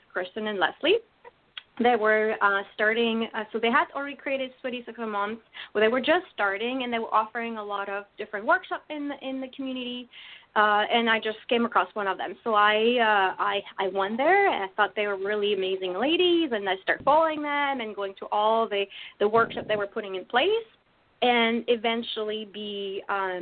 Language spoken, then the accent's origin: English; France; accent: French; English is a second language; moved away; I grew up in France. I guess that's an important part, so hence my accent.